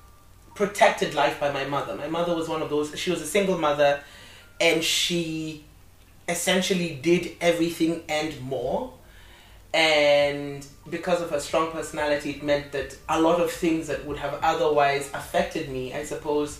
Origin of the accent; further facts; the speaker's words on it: Nairobi, Kenya; moved away as an adult; now in Beijing, China; I am from Kenya, Nairobi, Kenya.